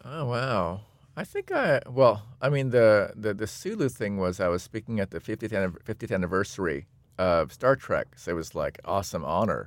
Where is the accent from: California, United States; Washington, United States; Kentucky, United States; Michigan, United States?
Washington, United States; Seattle; I'm from Seattle, Washington.